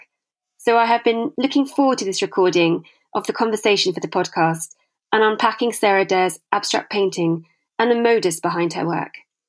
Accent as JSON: {"language": "English", "country": "United Kingdom", "moved": "yes", "lives_now": "Sweden", "said": "a British expat, art historian and gallerist based in Sweden"}